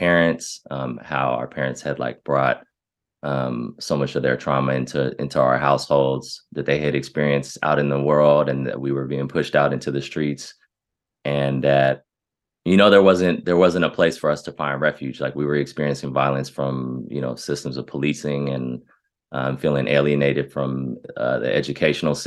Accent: Berkeley, California, United States; I grew up in Berkeley

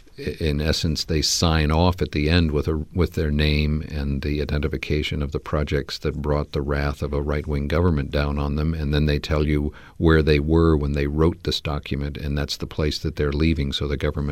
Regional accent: California, United States; when I'm in California, where, you know, I grew up in the San Fernando

